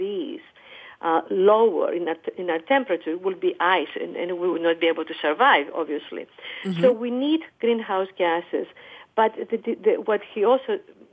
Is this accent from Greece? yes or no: yes; Greece; now in United States; I come from Greece